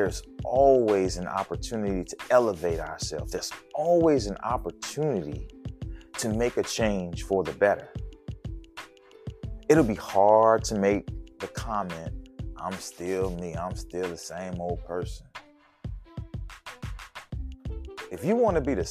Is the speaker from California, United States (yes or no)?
no; New Orleans, Louisiana, United States; my hometown of New Orleans